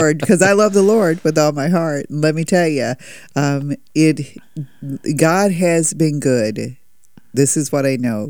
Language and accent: English; South Carolina, United States; we're both from South Carolina.